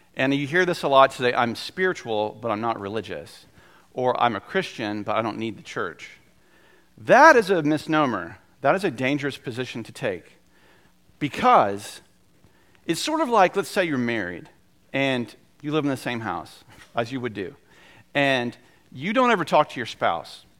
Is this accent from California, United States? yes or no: no; North Carolina, United States; also born or lived in South Georgia; I was born in South Georgia and I lived there until I was seven, and I'm very much a son of North Carolina